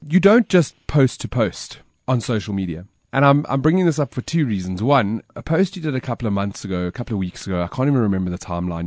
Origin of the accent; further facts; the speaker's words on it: South Africa; I was born in Africa, and Africa is in me